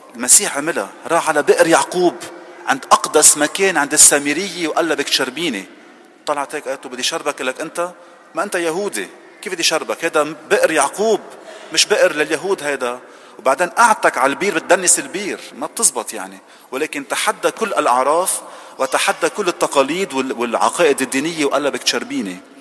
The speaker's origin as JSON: {"language": "Arabic", "country": "Lebanon", "moved": "yes", "said": "تعبنا كلبنانيين"}